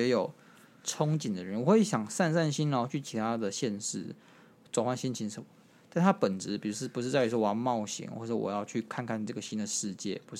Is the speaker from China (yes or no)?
no; Taiwan; 为什么？我不是台湾，台湾就是我故乡啊。